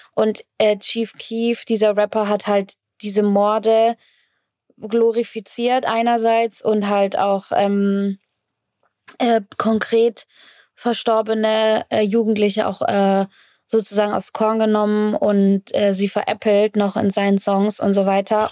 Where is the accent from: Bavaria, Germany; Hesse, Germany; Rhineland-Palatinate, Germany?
Bavaria, Germany; Fürth; in Fürth, wo ich, äh, wo ich aufgewachsen bin